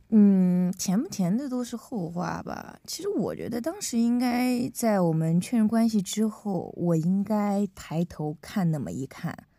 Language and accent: Chinese; Henan, China; 因为我们是河南的高中生